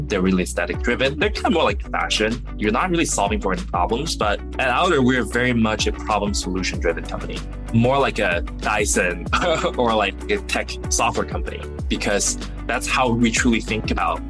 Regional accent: Jinyun, Zhejiang, China; born there; So I was born in China, a small town. In the Zhejiang province called Jinyun. No one has ever heard of it, but it's pretty remote. It's not very developed, but you know it's beautiful.

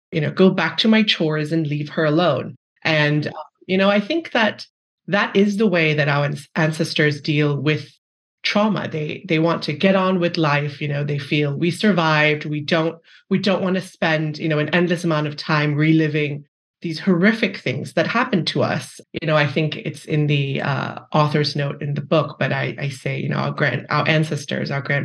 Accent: Malaysia; moved away as an adult; I grew up in Malaysia. I basically spent my entire childhood there until undergrad, and then I came here for

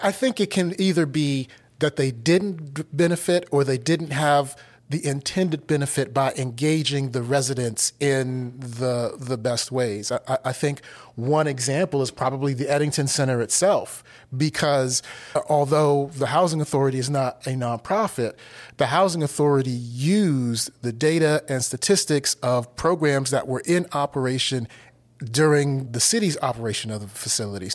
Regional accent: Washington, District of Columbia, United States; also born or lived in Pittsburgh, Pennsylvania; now in Asheville, United States; I grew up in Washington, D C

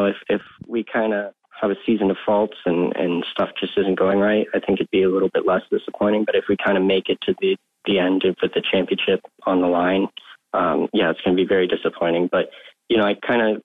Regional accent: California, United States; my home state

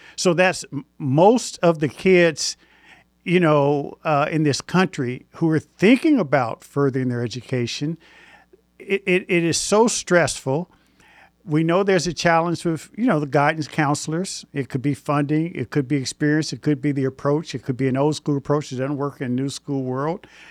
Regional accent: Indianapolis, Indiana, United States; moved away; I'm originally from Indianapolis

